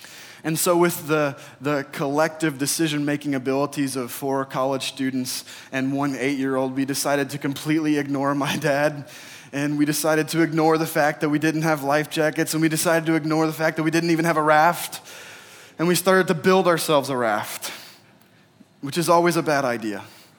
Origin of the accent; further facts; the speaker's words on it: Oregon, United States; So I grew up in Oregon. And every year around Memorial Day, my family would take a trip with our church to a state park that was nearby.